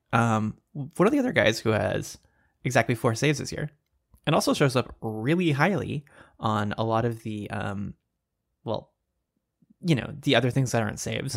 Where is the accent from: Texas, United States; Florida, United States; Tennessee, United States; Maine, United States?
Texas, United States; I grew up in Texas